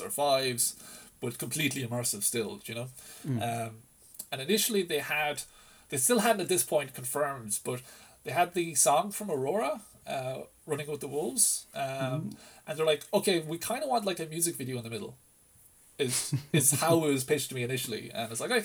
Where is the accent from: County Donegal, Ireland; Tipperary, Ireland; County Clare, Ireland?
County Clare, Ireland; Lisdoonvarna; I grew up around Lisdoon Varna, so I used to always spend like summers on the islands, on the Aran Islands